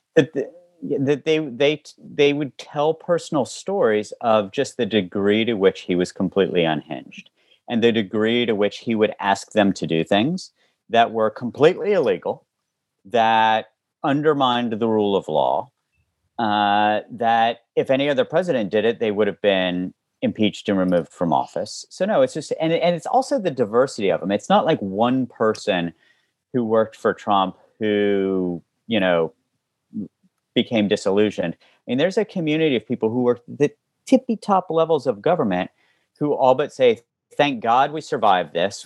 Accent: West Virginia, United States; now in Baltimore, United States; where I live now in Baltimore as well as where I grew up in West Virginia

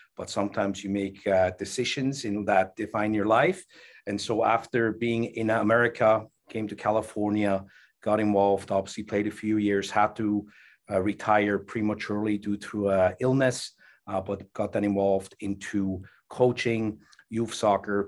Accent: Switzerland; now in United States; growing up in Switzerland

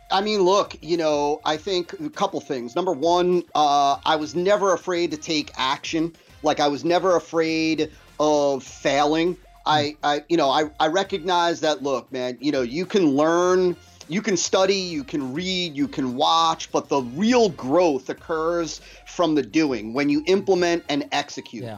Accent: New Jersey, United States; I was born and raised in New Jersey

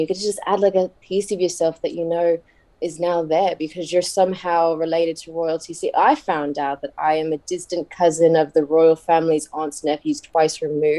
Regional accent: New York, United States; when I grew up in New York

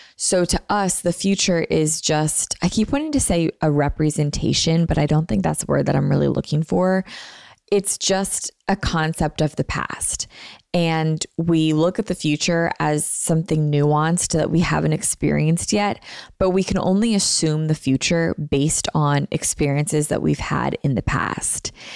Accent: Philadelphia, Pennsylvania, United States; I'm from Philly.

